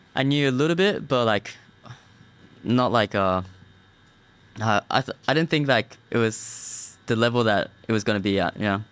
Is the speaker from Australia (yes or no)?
yes; Australia; also born or lived in Japan / California; I grew up in Australia